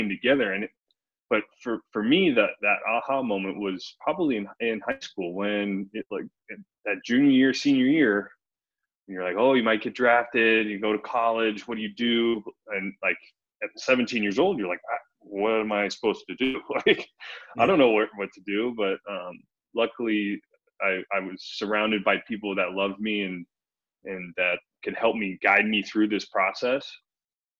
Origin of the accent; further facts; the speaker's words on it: Chicago, Illinois, United States; We grew up in Chicago